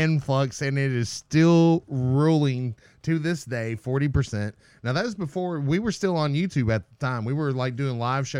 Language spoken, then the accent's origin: English; Glasgow, Kentucky, United States; I was born in Glasgow and lived there when we hatched the concept for the show.